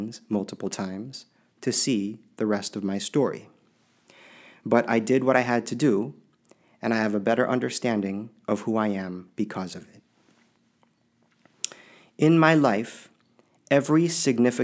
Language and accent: English; Springfield, Illinois, United States; also born or lived in Pell City, Alabama / West Coast; I was born in Pell City, Alabama in 1977. There were very few people like me around me when I was growing up. Here in Springfield, Illinois, my dad ran the bridge inspection program